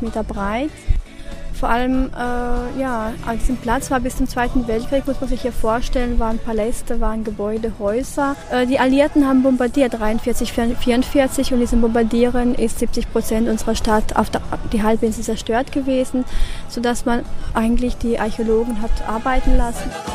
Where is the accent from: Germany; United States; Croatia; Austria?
Croatia; Zadar, Zadar County; hier bei uns in Sada